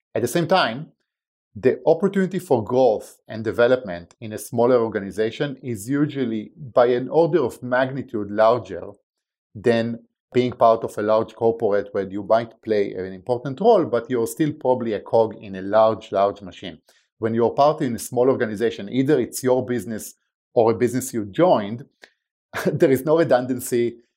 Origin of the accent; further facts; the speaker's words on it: Israel; English is a second language; moved away as an adult; now in United States; as you can probably tell by my accent, I wasn't born and raised in the States. Uh, I was born in Israel, uh, where at the age of eighteen, I joined, uh, the military